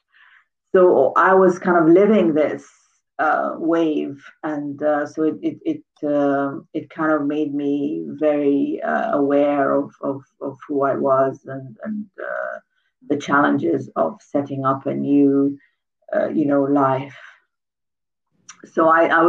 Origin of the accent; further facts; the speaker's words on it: Khartoum, Sudan; moved away as an adult; also born or lived in Scotland; I grew up in Khartoum in Sudan